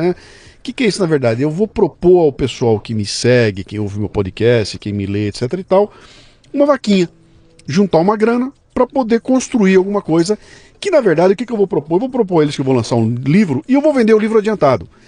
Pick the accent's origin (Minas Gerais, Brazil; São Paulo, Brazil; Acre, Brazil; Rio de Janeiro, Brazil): São Paulo, Brazil; Bauru; moved away as an adult; now in São Paulo, Brazil; Eu, eu sou de Bauru. Vim para cá com 18 anos de idade